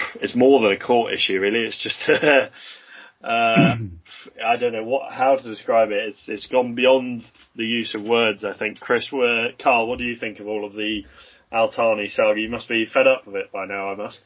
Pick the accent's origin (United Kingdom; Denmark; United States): United Kingdom; England; As an English football fan, uh, originally from from you know a young age